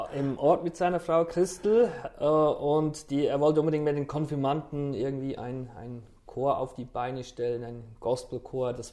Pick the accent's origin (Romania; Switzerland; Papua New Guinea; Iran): Switzerland; Aargau; now in Schleswig-Holstein, Germany; stamme ich nicht ursprünglich aus Schleswig-Holstein. Das stimmt.